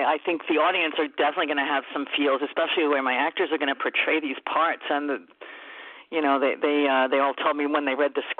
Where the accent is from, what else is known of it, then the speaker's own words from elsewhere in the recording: New Jersey, United States; moved away; also born or lived in New York City, New York; I am from New Jersey. I was born in New York City. I was living in New Jersey and raised my children in New Jersey